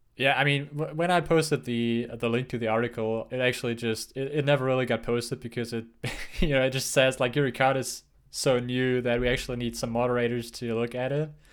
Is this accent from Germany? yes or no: yes; Germany; moved away; growing up in Germany